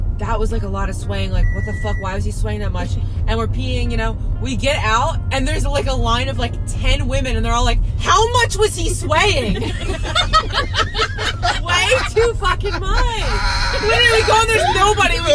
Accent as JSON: {"language": "English", "region": "New Jersey", "country": "United States", "said": "I'm from New Jersey."}